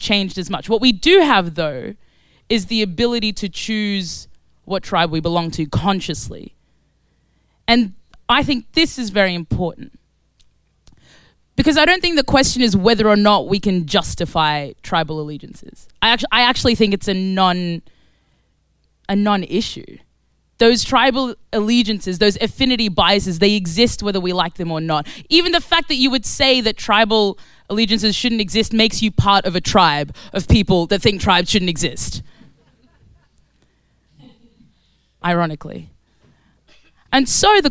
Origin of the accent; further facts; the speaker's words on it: Australia; moved away as an adult; also born or lived in Khartoum, Sudan; now in London, United Kingdom; So I was born in Sudan. I was born in Khartoum, Sudan. And I grew up in Australia, and I now live in East London